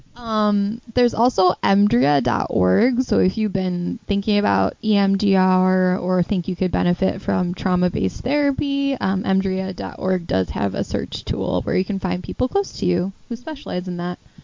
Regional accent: northwest suburbs of Chicago, Illinois, United States; We're from the northwest suburbs of Chicago

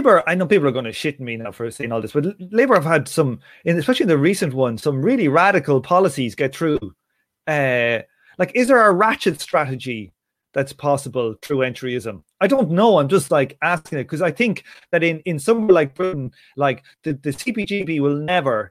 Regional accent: Ireland; I'm just talking as an Irish guy

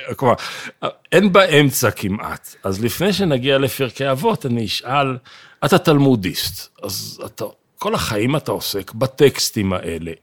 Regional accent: Jerusalem, Jerusalem District, Israel; אנחנו ירושלמים

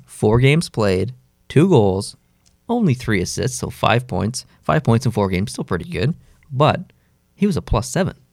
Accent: Canada; I'm really Canadian

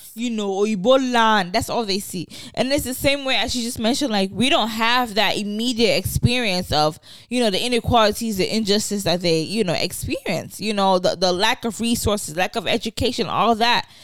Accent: Nigeria; accent: African; first language Yoruba; English is a second language; also born or lived in Rhode Island; now in Chicago, United States; I grew up in Nigeria

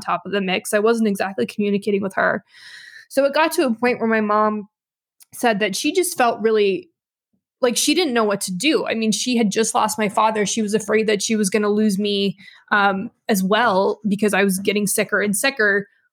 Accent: Nevada, United States; moved away as an adult; also born or lived in New York / Vancouver, Canada; I'm in Nevada now. I grew up here

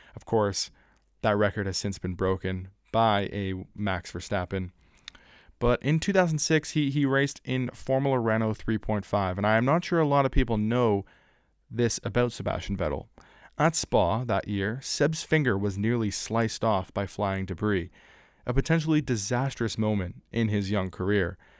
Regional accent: Canada; my home country

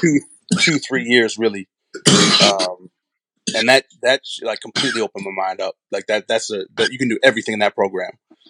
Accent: Madison, Wisconsin, United States; Madison, Wisconsin, originally.

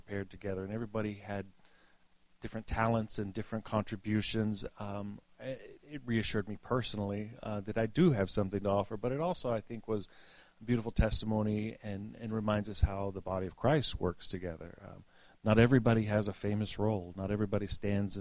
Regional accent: the South, United States; moved away; what I was raised with in the South

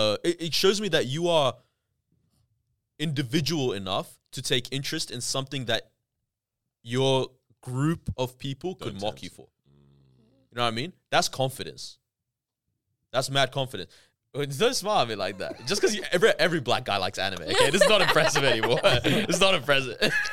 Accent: Canada; I grew up in Canada. My parents are Ethiopian.

